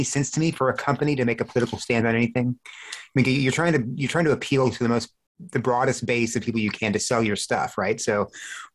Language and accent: English; South Texas, United States; I grew up in South Texas where it was hot